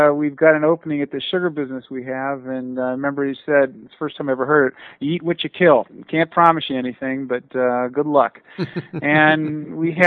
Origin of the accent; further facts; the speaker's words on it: Youngstown, Ohio, United States; growing up in Youngstown, Ohio